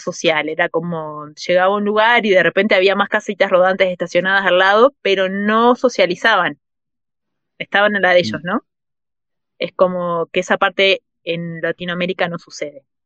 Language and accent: Spanish; Uruguay; moved away as an adult; also born or lived in Mexico; fuera de Uruguay, que en Uruguay es que tengo mi familia, los amigos de toda la vida, es como el lugar donde crecí